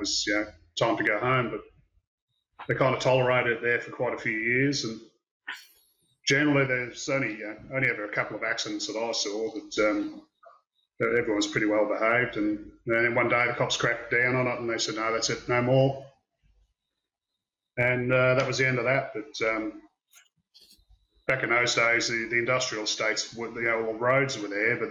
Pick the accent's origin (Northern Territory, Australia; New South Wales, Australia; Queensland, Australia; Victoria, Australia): Victoria, Australia; Melbourne; also born or lived in Wales, United Kingdom; now in Albury, Australia; I grew up in Werribee and Hoppers Crossing